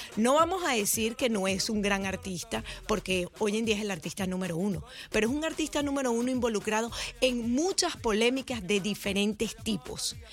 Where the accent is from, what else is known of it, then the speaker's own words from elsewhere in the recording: Venezuela; now in United States; como venezolano